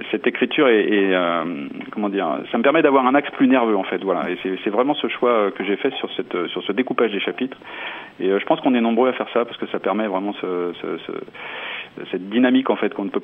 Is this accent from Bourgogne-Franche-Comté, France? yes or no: yes; Bourgogne-Franche-Comté, France; mettre en valeur ma région par un roman qui se passe chez nous en Bourgogne